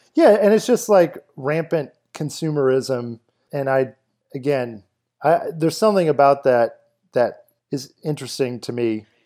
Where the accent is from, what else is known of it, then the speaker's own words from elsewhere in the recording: Kenner, Louisiana, United States; I grew up in Kenner for a big chunk of my life